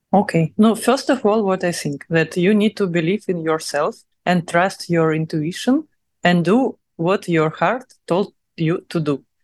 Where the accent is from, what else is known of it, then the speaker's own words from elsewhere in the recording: Russia; accent: Russian; English is a second language; now in Dubai, United Arab Emirates; my russian accent